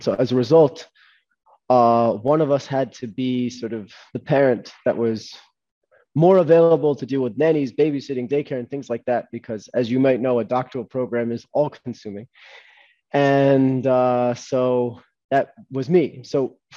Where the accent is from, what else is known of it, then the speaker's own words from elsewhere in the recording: United States; moved away as an adult; also born or lived in London, United Kingdom / New York City, United States; now in Israel; I was born in London, grew up my whole life in New Jersey, in New York City, and I moved to Israel 6 years ago